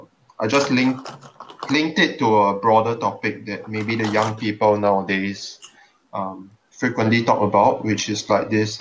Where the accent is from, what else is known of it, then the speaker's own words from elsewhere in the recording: Singapore; I'm a Singaporean